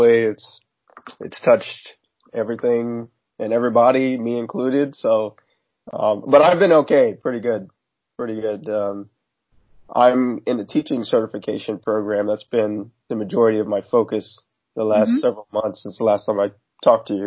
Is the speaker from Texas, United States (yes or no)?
yes; Texas, United States; I grew up in Texas